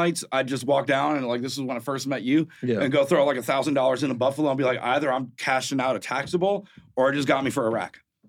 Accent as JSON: {"language": "English", "town": "Hendersonville", "region": "Tennessee", "country": "United States", "tie": "born or raised there", "also_born_or_lived": "Cleveland / Portland", "moved": "as an adult", "lives_now": "Las Vegas, United States", "said": "I grew up in Hendersonville, … was a couple streets over. … was like next door."}